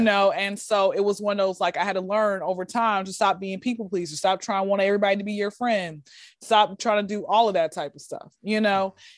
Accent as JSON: {"language": "English", "town": "Atlanta", "region": "Georgia", "country": "United States", "tie": "born or raised there", "said": "Born and raised in Atlanta, Georgia."}